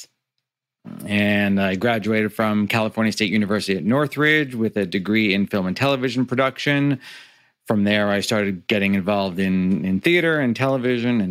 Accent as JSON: {"language": "English", "town": "Niagara Falls", "region": "Ontario", "country": "Canada", "tie": "born or raised there", "said": "he found one in Niagara Falls on the Canadian side. And he started an Italian restaurant. And I lived inside an Italian restaurant"}